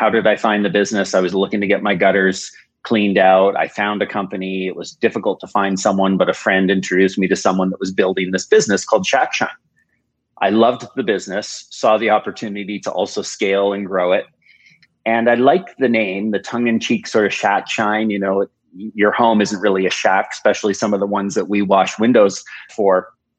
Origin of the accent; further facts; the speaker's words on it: United States; born there; I was born in the United States.